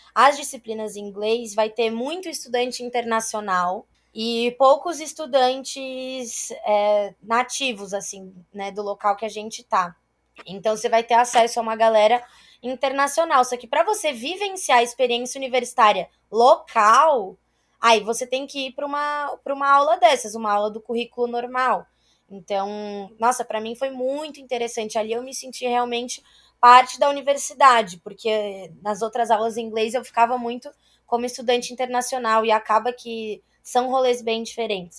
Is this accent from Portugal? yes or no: no; Brazil; moved away as an adult; also born or lived in Italy; sou brasileira